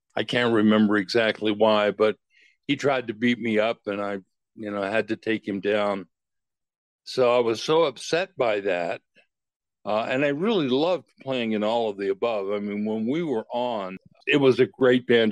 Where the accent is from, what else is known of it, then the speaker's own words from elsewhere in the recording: Herndon, Virginia, United States; moved away as an adult; also born or lived in Washington, D.C.; now in Utah, United States; growing up in Fairfax County